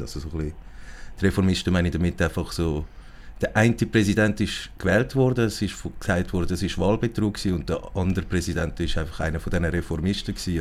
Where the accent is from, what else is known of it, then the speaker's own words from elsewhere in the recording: Zurich, Switzerland; Ich bin hier in Zürich geboren und aufgewachsen